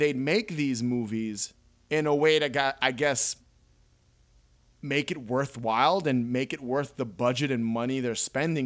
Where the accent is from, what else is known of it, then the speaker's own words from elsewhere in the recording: New York, United States; I was born in New York.